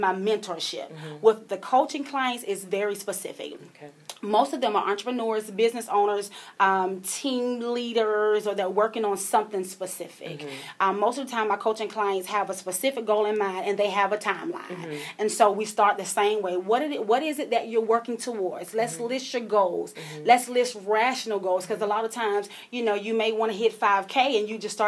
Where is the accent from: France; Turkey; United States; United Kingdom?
United States; Columbia, South Carolina; born and raised in Columbia, South Carolina.